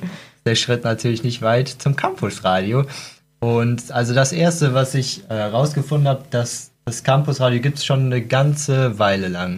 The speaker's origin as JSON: {"language": "German", "town": "Cologne", "region": "North Rhine-Westphalia", "country": "Germany", "said": "ich komme aus Köln, da gibt es ja den Dom"}